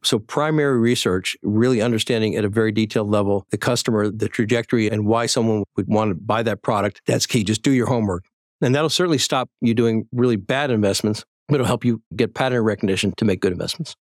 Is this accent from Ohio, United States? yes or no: no; Boston, Massachusetts, United States; born or raised there